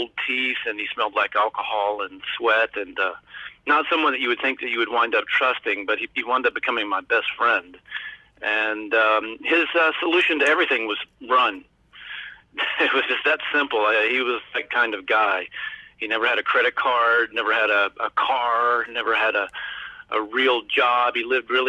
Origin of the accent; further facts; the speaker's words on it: Alabama, United States; moved away as an adult; also born or lived in New York; I was born and raised in Alabama, and I went to college there. And when I got out, I moved to New York